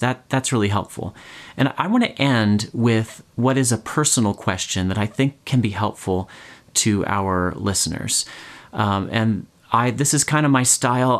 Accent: United States; I, I guess as American

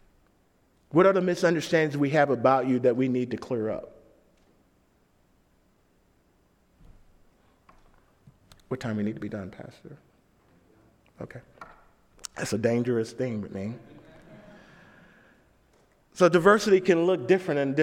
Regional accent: St. Louis, Missouri, United States; I was from St. Louis

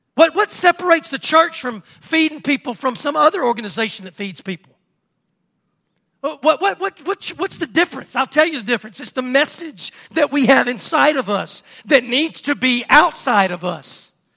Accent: Mangham, Louisiana, United States; I'm from Stark

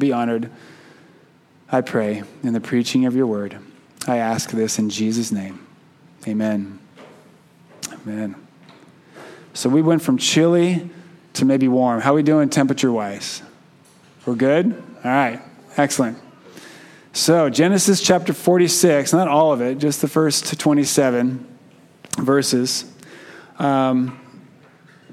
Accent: Keno, Oregon, United States; also born or lived in Canby, Oregon / Klamath Falls, Oregon; growing up in Keno, which is a small town outside of Klamath Falls, Oregon

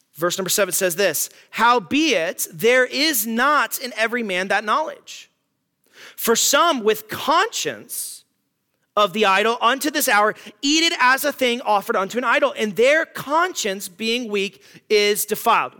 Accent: United States; as American Christians

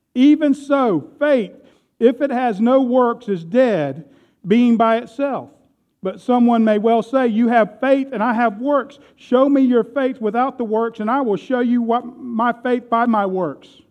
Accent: United States; I am proud to be an American

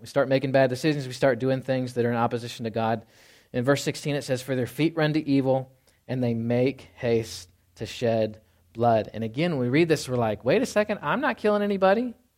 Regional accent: the South, United States; moved away; I grew up in the South

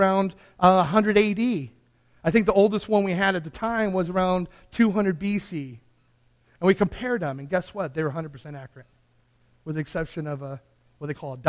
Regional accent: Santee, California, United States; I grew up in a small town called Santee.

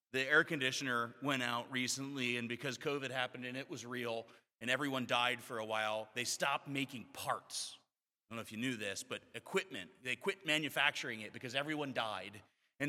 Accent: Florida, United States; moved away; I grew up in Florida

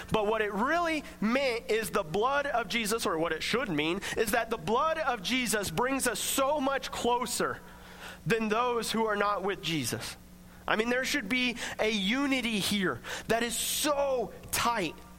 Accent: Coffeyville, United States; I grew up in Coffeeville

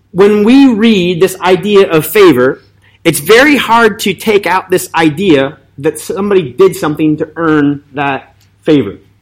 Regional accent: Indian Mills, New Jersey, United States; I grew up in Indian Mills, New Jersey.

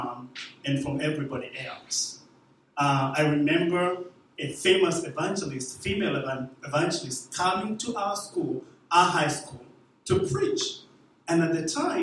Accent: Kenya; moved away; I was born in Kenya, about 40 miles away from the capital city, Nairobi. About 40 miles away

